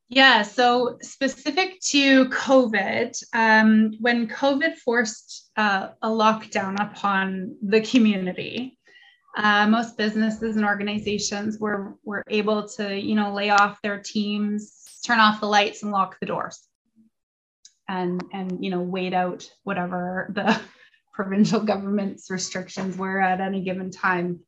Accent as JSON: {"language": "English", "town": "London", "region": "Ontario", "country": "Canada", "tie": "born or raised there", "said": "I was born and raised in London myself"}